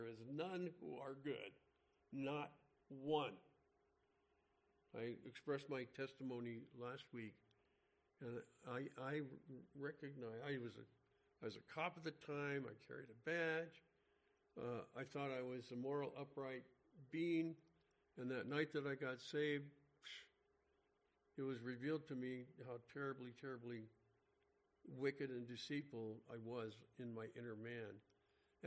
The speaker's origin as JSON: {"language": "English", "town": "Los Angeles", "region": "California", "country": "United States", "tie": "born or raised there", "said": "where we grew up in the San Fernando Valley"}